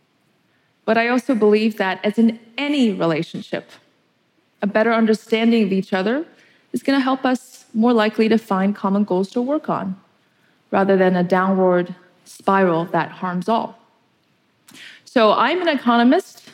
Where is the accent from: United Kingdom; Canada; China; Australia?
China; Beijing; I was born in China in the early 1980s, my country was still a place of scarcity. We lived on rationed food, cooked from communal kitchens, and even in Beijing, had 3 nights of blackouts every week.